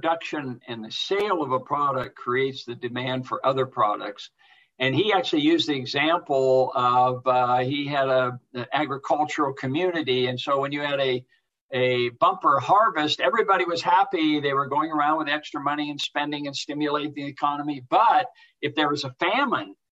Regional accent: Portland, Oregon, United States; I grew up in Portland

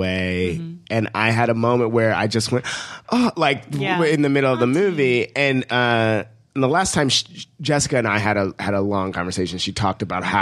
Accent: Ohio, United States; I'm from Ohio

